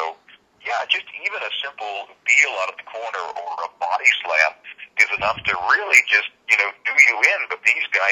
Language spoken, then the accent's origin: English; Portland, Maine, United States; also born or lived in Bangor, Maine; I was born in Bangor, Maine, and 2 years old, our family moved down to Portland, Maine